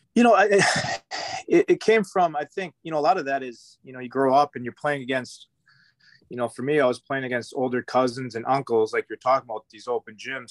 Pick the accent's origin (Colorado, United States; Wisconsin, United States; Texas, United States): Wisconsin, United States; Fond du Lac; I grew up in Fond du Lac